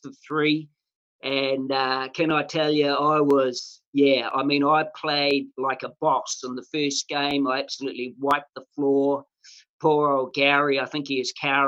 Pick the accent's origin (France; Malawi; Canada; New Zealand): New Zealand; Mangakino, Waikato; When I was a young fellow, I was brought up in a place called Mangakino, which is just off the Waikato River